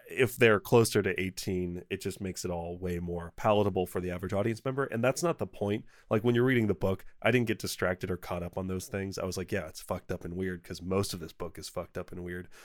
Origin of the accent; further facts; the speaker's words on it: United States; I'm American